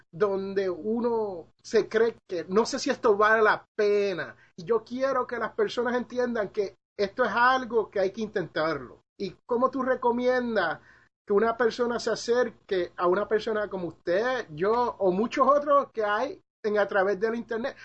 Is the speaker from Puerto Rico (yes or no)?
yes; Puerto Rico; moved away; also born or lived in Jersey City, New Jersey; yo soy de Jersey City, New Jersey. Yo soy originalmente nacido ahí, pero criado en la isla del encanto, Puerto Rico